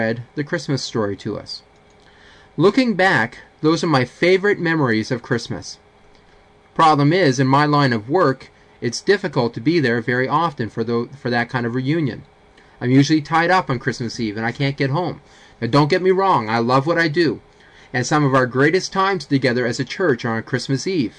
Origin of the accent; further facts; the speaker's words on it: Fredericton, New Brunswick, Canada; while I was growing up in Fredericton